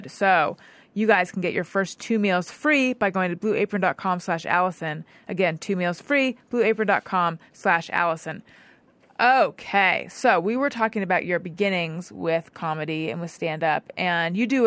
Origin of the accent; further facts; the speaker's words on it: California, United States; Orange County.